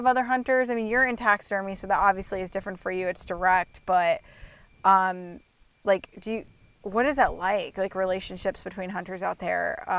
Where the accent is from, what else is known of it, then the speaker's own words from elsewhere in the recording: Iowa, United States; growing up in Iowa